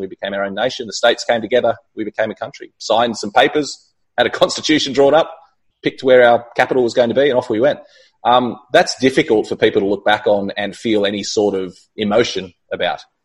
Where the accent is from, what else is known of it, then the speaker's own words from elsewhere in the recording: Australia; the way we see ourselves as Australians